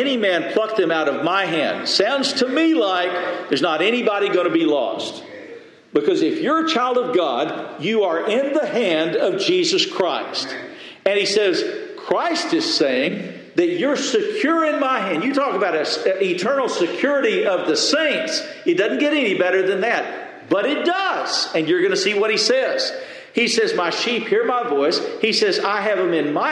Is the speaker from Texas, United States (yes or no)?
yes; West Texas, United States; I grew up in West Texas